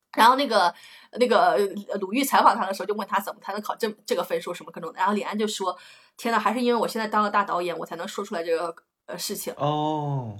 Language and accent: Chinese; a village in northern Anhui, China; accent: northern Anhui (Wanbei) home dialect; moved away as an adult; also born or lived in Beijing; 我都根本都没，没怎么出过我们家那个村儿